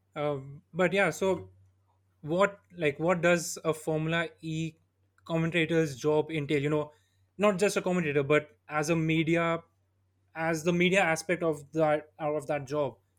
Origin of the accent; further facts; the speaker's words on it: Jaipur, Rajasthan, India; I'm from Jaipur